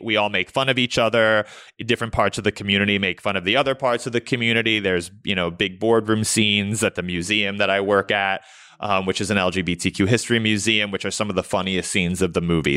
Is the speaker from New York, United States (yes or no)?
yes; New York City, New York, United States; I grew up in New York City.